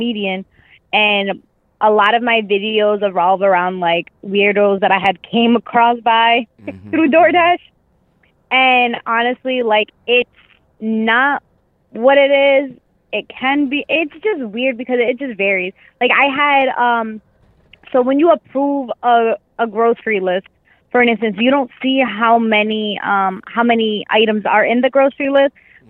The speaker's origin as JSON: {"language": "English", "town": "Boston", "region": "Massachusetts", "country": "United States", "said": "I'm actually from Boston, Massachusetts"}